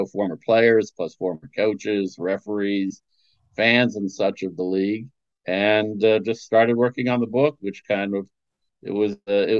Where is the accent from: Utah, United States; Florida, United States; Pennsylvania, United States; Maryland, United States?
Pennsylvania, United States; Scranton; I grew up in Scranton, Pennsylvania